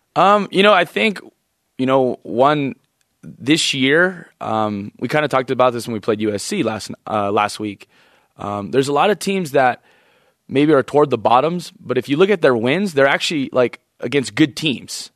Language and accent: English; Hawaii, United States; moved away; we're from Hawaii, so we kinda have this, like, laid back feel to us